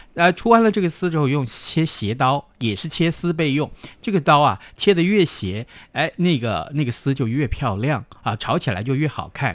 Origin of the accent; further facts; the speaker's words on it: Tainan, Taiwan; 我们台南人爱吃糖